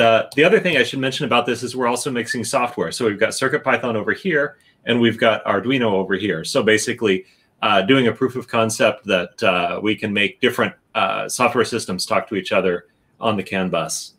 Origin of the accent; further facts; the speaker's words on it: Chicago, Illinois, United States; I grew up in the Chicagoland area.